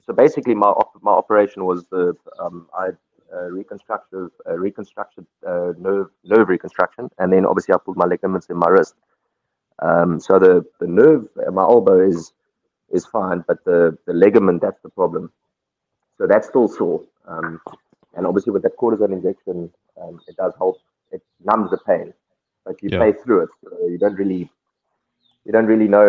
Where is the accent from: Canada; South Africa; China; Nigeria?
South Africa; I grew up in Cape Town, Durban, Woolside